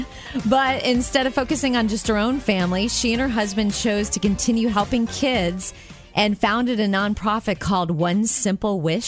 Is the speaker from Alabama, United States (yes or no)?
no; Jupiter, Florida, United States; moved away; my hometown of Jupiter, Florida